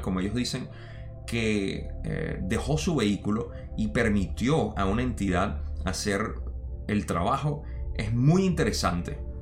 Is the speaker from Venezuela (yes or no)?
yes; Venezuela; moved away; yo me crié en Venezuela